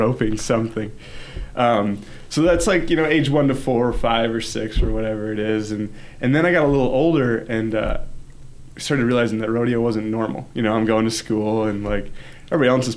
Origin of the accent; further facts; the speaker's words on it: Kentwood, Michigan, United States; I grew up here in Kentwood.